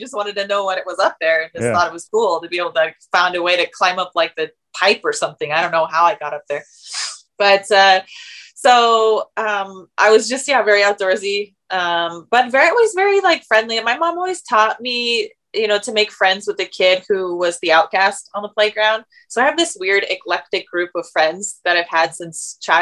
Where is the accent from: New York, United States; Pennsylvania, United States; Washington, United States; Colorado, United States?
Washington, United States; Tacoma; I grew up in Tacoma, Washington